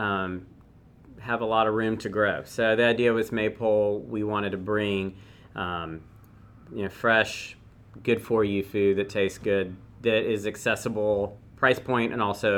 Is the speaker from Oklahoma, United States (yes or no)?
no; Athens, Georgia, United States; I grew up in Athens, so on the east side.